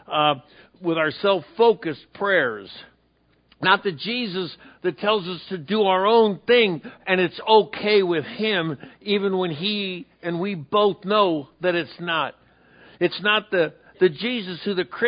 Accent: San Diego, California, United States; Calvary Baptist in San Diego, California, my hometown

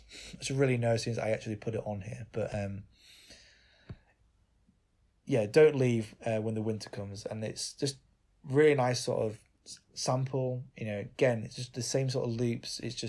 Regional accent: United Kingdom; we as British people, obviously, and it was obviously we're both white

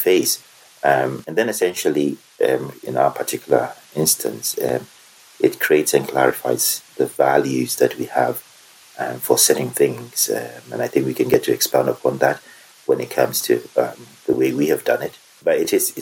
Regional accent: Germany; moved away; I was brought up in Germany, so I'm bilingual.

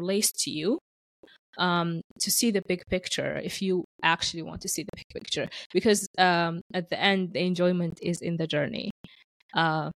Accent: Sudan; moved away as an adult; now in Canada; I am an immigrant who has been living in Canada for 11 years. My origin is from Sudan

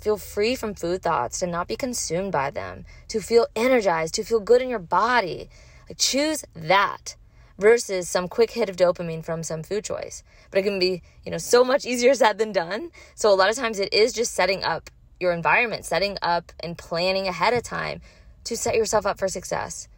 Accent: Louisiana, United States; moved away; I'm from Louisiana, and so going home, um, going to see my parents and family

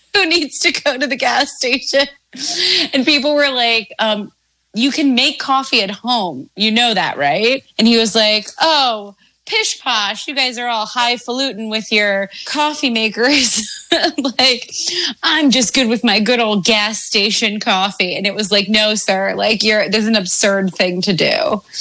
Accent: Maryland, United States; my home state of Maryland

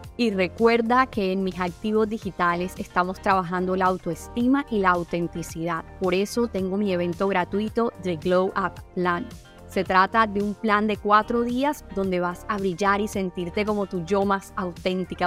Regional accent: Colombia; somos colombianos

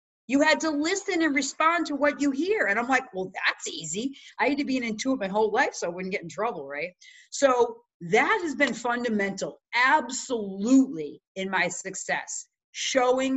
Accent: Chicago, Illinois, United States; now in Massachusetts, United States; So I'm from the Midwest too, Chicago, now I'm in Mass.

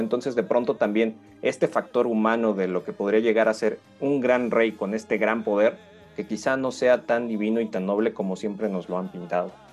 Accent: Mexico; crecimos con, este cine católico, muchos de nosotros en, la cultura mexicana

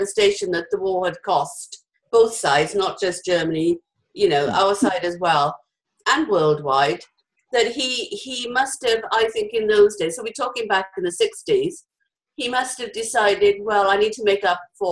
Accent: Wales, United Kingdom; I'm Welsh

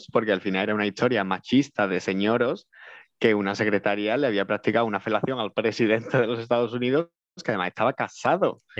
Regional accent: Andalusia, Spain

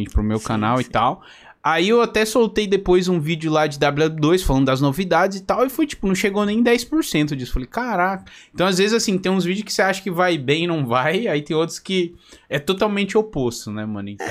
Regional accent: Belém, Pará, Brazil; Sou de Belém, no Pará

